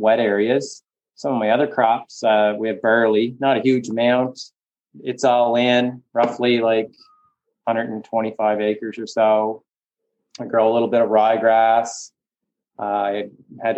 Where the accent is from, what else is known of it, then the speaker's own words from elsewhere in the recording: Charlottetown, Prince Edward Island, Canada; also born or lived in Nova Scotia; I grew up farming outside Cornwall. Well, I guess just outside Charlottetown on a mixed potato, beef